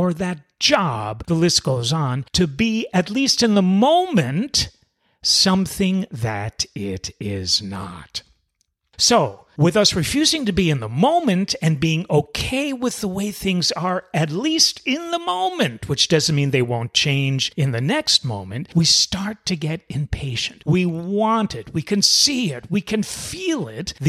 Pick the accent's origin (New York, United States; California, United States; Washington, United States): New York, United States; New York City; moved away; You might already know I'm originally from New York City. And us New York City folks have it in our DNA to not be very patient.